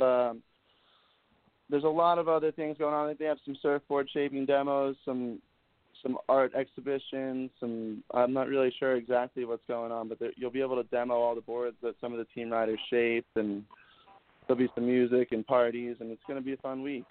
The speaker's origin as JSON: {"language": "English", "region": "New Jersey", "country": "United States", "tie": "born or raised there", "moved": "as an adult", "lives_now": "Montauk, United States", "said": "growing up in Jersey"}